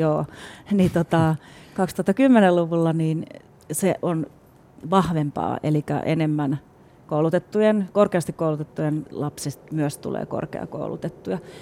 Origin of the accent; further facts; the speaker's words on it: Espoo, Uusimaa, Finland; also born or lived in Helsinki; Mä oon syntynyt täällä Stadis Helsingissä, mutta sit mä oon ollut koulussa Espoossa, joka on kans iso kaupunki